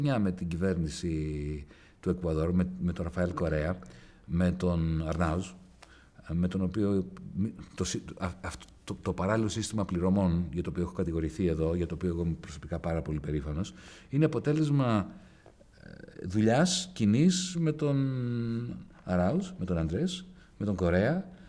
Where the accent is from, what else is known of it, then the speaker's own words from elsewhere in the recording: Greece; ως Έλληνες, ως Ευρωπαίοι